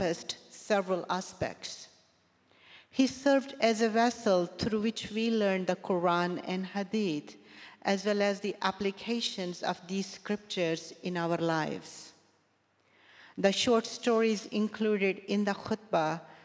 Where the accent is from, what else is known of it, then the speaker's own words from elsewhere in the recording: Sialkot, Punjab, Pakistan; moved away; Growing up in Sialkot, Pakistan, I heard Friday khutbah through the loudspeakers of the local mosque every week